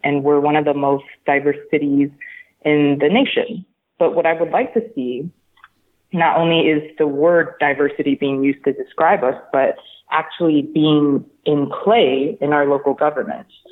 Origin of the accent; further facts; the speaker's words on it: Houston, Texas, United States; I am from Houston, Texas